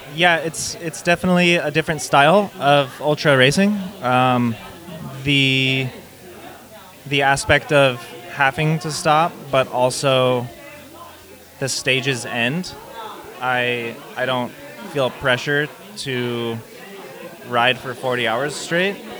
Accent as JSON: {"language": "English", "town": "Bend", "region": "Oregon", "country": "United States", "said": "I am from Bend, Oregon."}